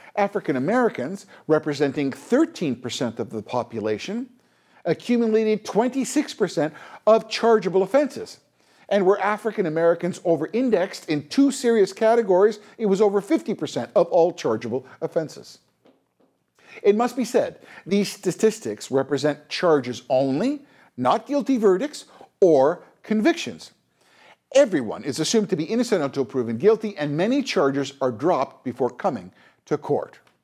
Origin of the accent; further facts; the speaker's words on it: Canada; as a Canadian